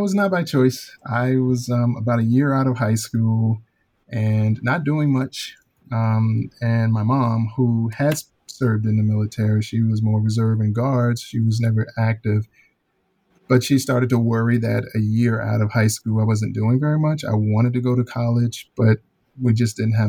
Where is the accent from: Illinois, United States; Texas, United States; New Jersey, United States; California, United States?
Illinois, United States; Chicago; born or raised there; moved away as an adult; also born or lived in Alabama